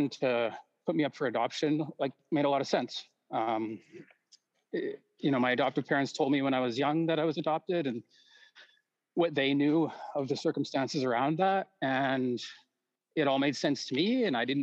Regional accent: Calgary, Alberta, Canada; I was born in Foothills Hospital in Calgary, 1979

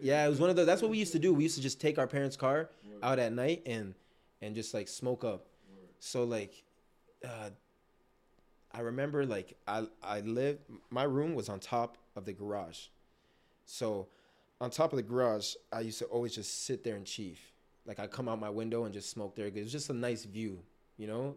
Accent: Toronto, Ontario, Canada; also born or lived in Markham, Ontario; I was born in Scarborough, lived there till I was about ten. right? And then we moved to Markham, Ontario

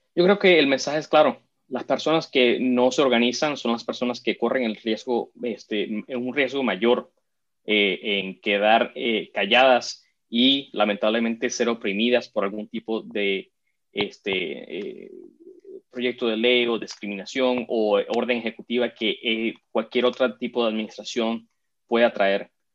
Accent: South Florida, United States; en el sur de la Florida, de donde yo crecí

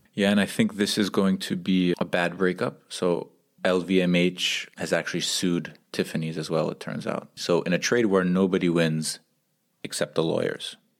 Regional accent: United States; now in Geneva, Switzerland; We're two American expats and development professionals living in Geneva, Switzerland

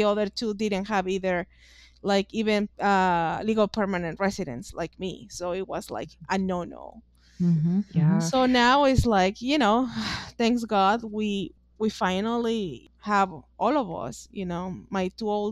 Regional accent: Mexico; English is a second language; moved away as an adult; now in United States

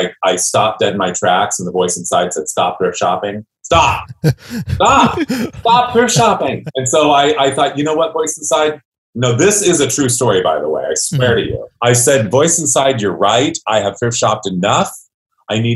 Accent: Ontario, California, United States; I was born in Ontario, California. My dad was a used car dealer. My mother was a happy housewife. So I kind of grew up a creative type

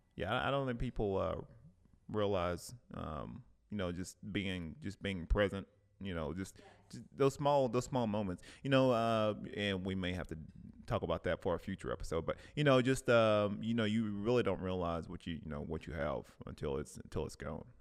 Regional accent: Cleveland, Tennessee, United States; moved away; back in my hometown, back in Cleveland, Tennessee

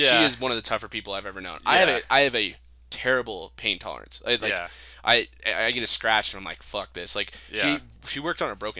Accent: Farmington, New Mexico, United States; I'm from Farmington, New Mexico, real close to Colorado, you know.

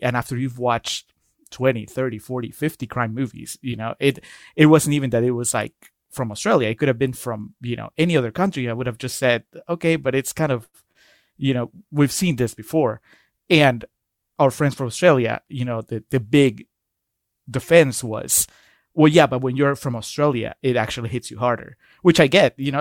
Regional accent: Peru; I'm, I'm from Peru

